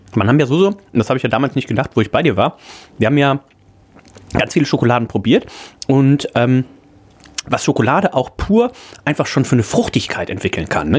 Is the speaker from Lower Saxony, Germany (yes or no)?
no; Leverkusen, North Rhine-Westphalia, Germany; now in Hamburg, Germany; ich komme ja aus der, aus der Gegend, aus dem Großraum Leverkusen